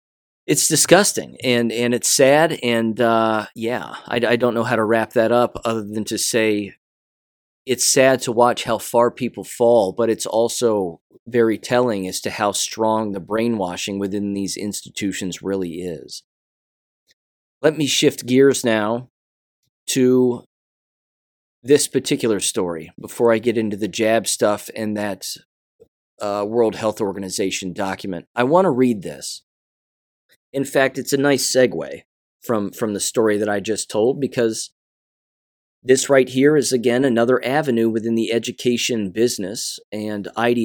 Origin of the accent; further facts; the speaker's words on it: Kansas, United States; I am no longer qualified to be a teacher in my home state of Kansas.